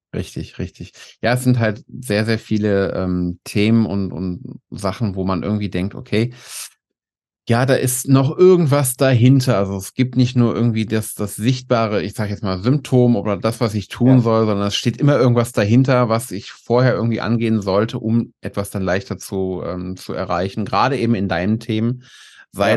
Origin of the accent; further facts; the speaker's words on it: North Rhine-Westphalia, Germany; Ich komme nämlich aus Nordrhein-Westfalen